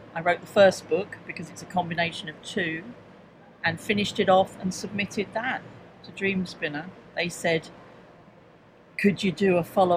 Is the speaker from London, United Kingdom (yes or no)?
yes; London, United Kingdom; I come from London, as you may guess from the accent